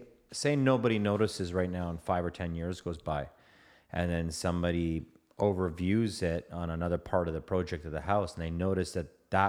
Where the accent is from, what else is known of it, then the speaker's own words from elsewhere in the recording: Toronto, Ontario, Canada; I'm from the T-Dot.